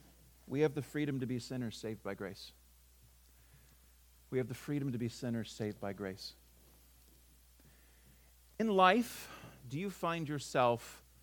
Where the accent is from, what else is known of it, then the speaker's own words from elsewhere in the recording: California, United States; moved away; also born or lived in the South; I'm from California originally. I'm not there anymore